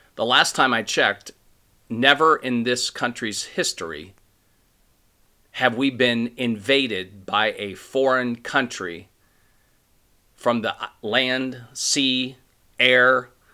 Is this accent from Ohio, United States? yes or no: yes; Ohio, United States; I'm from Ohio.